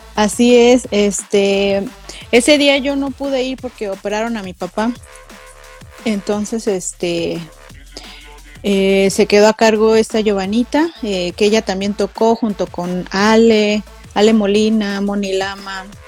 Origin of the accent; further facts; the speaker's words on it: Mexico; más mexicana que el chile